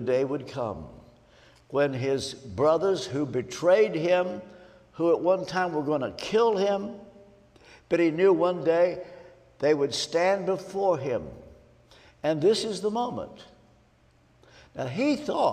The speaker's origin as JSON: {"language": "English", "town": "Ashland", "region": "Kentucky", "country": "United States", "also_born_or_lived": "Hendersonville, Tennessee", "moved": "yes", "lives_now": "Nashville, United States", "said": "I'm from Ashland, Kentucky, and but we now live in Nashville"}